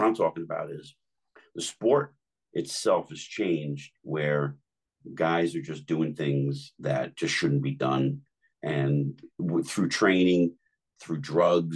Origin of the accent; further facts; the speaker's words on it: Jersey City, New Jersey, United States; I grew up in Jersey City